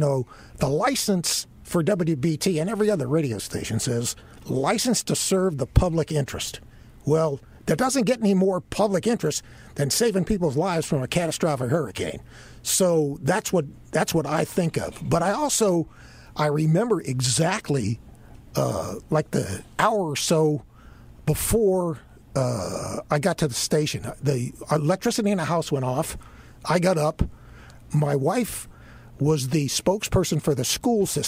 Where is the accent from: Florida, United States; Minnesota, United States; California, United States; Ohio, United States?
Florida, United States; Miami; moved away; I grew up in Miami.